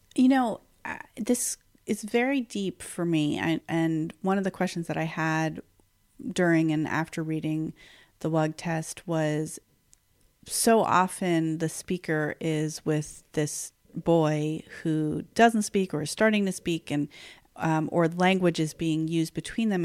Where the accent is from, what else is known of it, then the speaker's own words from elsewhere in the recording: New York, United States; I've lived in New York forty out of forty-six years of my life